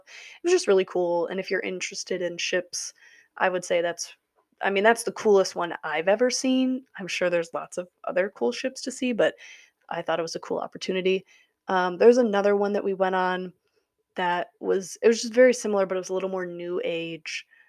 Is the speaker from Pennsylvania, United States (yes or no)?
no; Wisconsin, United States; I am from Wisconsin